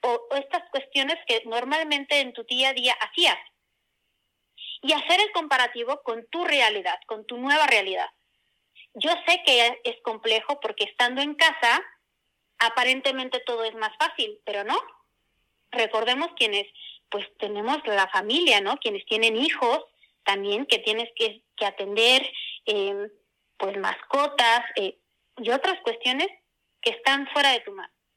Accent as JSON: {"language": "Spanish", "region": "Puebla", "country": "Mexico", "tie": "born or raised there", "said": "soy oriunda de Puebla"}